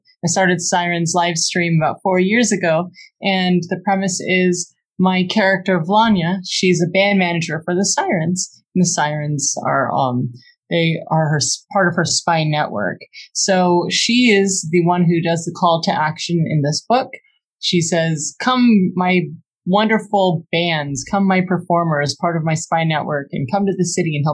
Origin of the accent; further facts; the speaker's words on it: Los Angeles, California, United States; I'm from Los Angeles, city of bards.